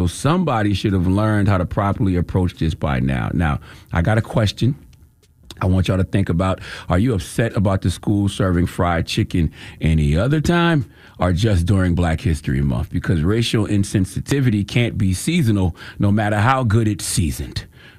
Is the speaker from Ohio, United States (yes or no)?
no; Moncks Corner, South Carolina, United States; All right, I'm from the South, South Carolina all day. Monk's Corner, what's happening? I was out there with my grandma chasing the chicken.